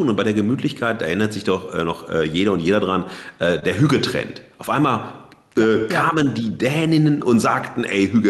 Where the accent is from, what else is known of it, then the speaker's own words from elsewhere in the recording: North Rhine-Westphalia, Germany; Äh, ich komme ja aus dem Ruhrgebiet, ne?